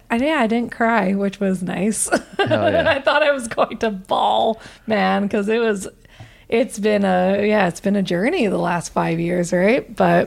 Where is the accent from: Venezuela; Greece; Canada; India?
Canada; I'm a Canadian.